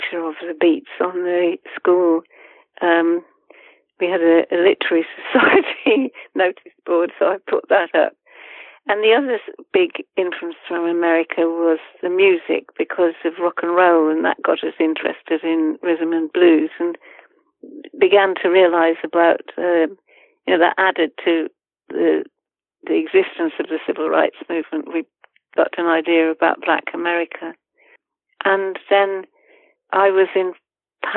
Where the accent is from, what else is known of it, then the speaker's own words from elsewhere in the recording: the north of England, United Kingdom; accent: northern; the students mocked my accent because I had a northern accent